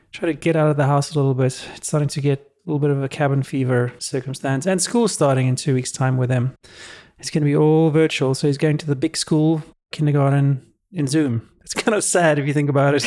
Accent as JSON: {"language": "English", "country": "South Africa", "tie": "born or raised there", "moved": "yes", "said": "when I grew up in South Africa"}